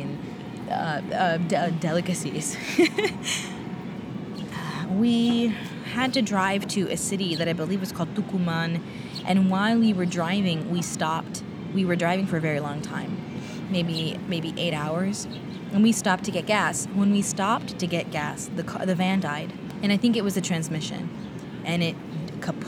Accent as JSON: {"language": "English", "region": "Texas", "country": "United States", "said": "I'm from Texas"}